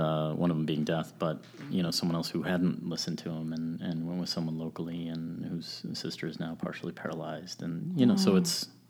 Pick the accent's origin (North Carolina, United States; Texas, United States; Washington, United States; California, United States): Texas, United States; San Antonio; also born or lived in Arizona / Columbus, Georgia; we grew up in San Antonio, Texas, spent a little time in Arizona at Fort Huachuca